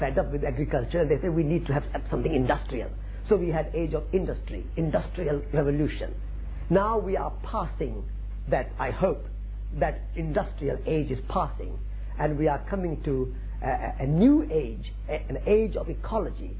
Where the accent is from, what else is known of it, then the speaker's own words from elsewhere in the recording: Sri Dungargarh, Rajasthan, India; English is a second language; moved away as an adult; now in England; I was born in India in a small village in Sri Dungargarh, Rajasthan, northwest of India